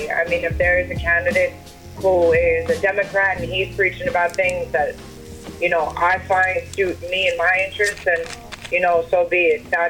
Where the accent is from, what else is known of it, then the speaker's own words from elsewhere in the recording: Wyandanch, New York, United States; I'm from Wyandanch, New York.